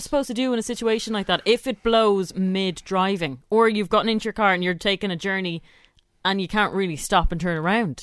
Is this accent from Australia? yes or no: no; Ireland; I'm too Irish to actually speak up